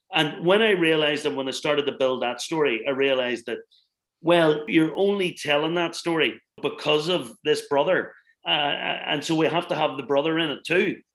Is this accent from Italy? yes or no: no; Northern Ireland, United Kingdom; where I come from, and I grew up in the Troubles here